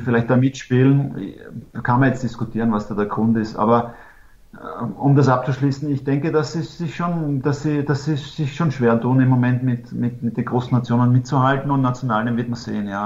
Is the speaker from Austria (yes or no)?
yes; Austria; moved away as an adult; also born or lived in Italy; das haben wir in Österreich auch